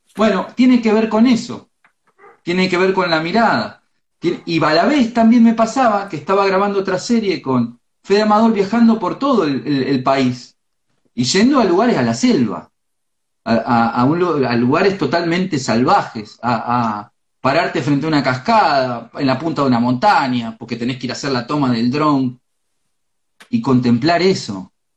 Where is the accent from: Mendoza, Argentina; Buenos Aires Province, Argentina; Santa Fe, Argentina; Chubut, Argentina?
Buenos Aires Province, Argentina; Florentino Ameghino; yo soy del pueblo de Ameguino, yo me crié en el campo